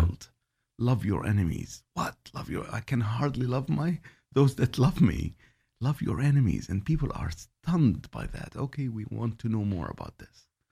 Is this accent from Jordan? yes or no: yes; Jordan; I was born in Jordan